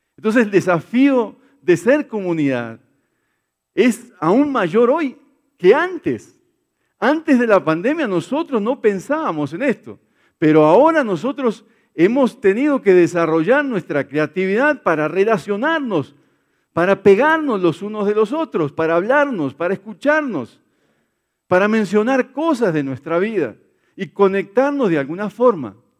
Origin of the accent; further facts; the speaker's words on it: Brazil; now in Colombia; en mi país sí, en Brasil